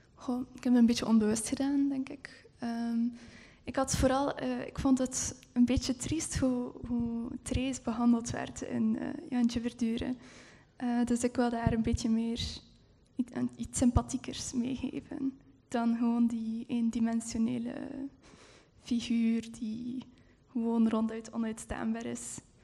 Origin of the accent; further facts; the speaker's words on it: Heule, Flanders, Belgium; in Heulen, waar ik ook opgegroeid ben.